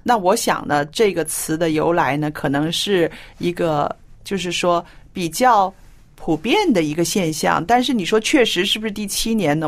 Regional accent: China; 我是非常典型的那种中国人了

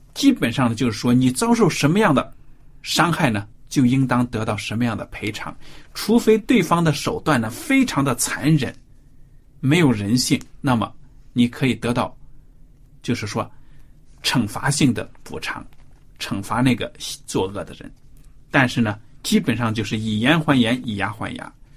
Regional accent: China; 如果比如说我们现在中国人，作为中国人遭到了外敌的入侵

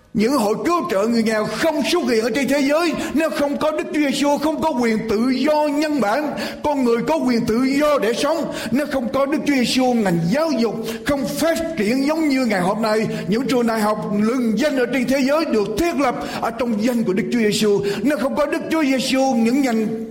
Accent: Vietnam

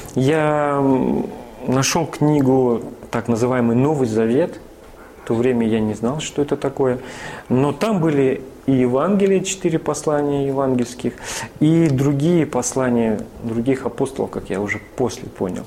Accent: Northern Kazakhstan, Kazakhstan; also born or lived in Vladikavkaz / Rostov-on-Don; now in Tula, Russia; она моя землячка угу. северного Казахстана. Я родился в Казахстане

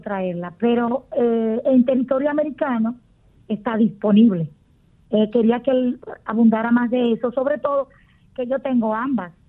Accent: Dominican Republic; mi país, que es la República Dominicana

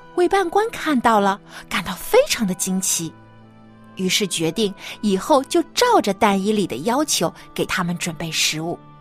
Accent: China; 每到这个过年过节的时候，我们中国人啊，有习俗就是一家人都要团聚在一起来吃大餐

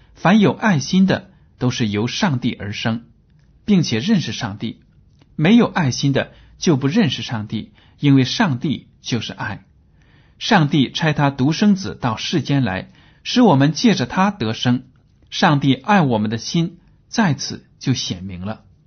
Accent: China; 我们中国人

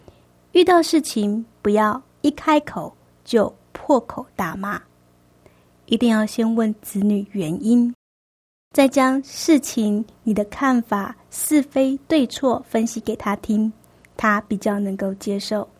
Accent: China; 我们中国人的个性是一个含蓄保守的个性

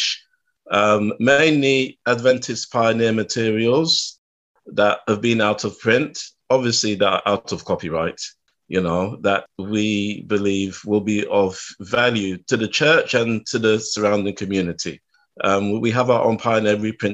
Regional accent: London, United Kingdom; I was born and raised in West London

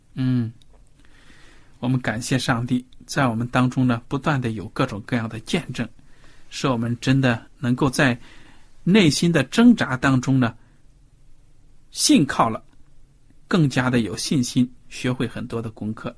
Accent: China; 我们中国人传统普遍

